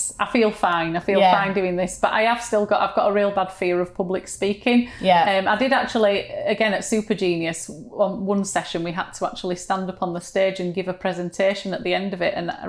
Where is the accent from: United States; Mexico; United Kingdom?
United Kingdom; Yorkshire and the Humber; accent: Yorkshire; sound of my own voice, you know, the Yorkshireness of it. But now I don't mind it at all. It's just my accent